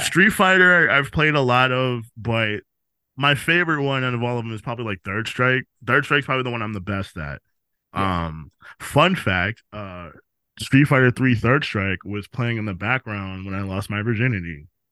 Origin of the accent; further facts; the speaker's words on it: New York City, New York, United States; I was born in the Bronx and I'm from the Bronx